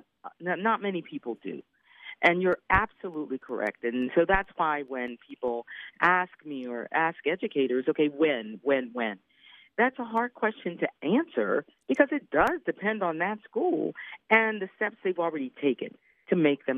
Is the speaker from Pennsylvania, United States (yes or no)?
yes; Philadelphia, Pennsylvania, United States; my hometown of Philly